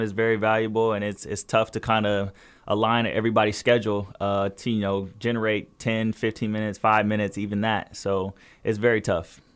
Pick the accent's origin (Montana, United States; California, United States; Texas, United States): California, United States; Fontana; also born or lived in Pasadena, California; we lived in Fontana ever since I was three